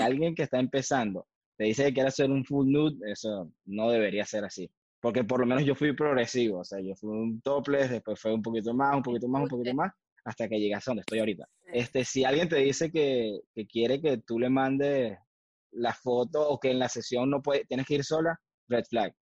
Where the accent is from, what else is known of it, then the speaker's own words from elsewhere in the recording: Valencia, Carabobo, Venezuela; now in Montreal, Canada; vengo de Valencia, Venezuela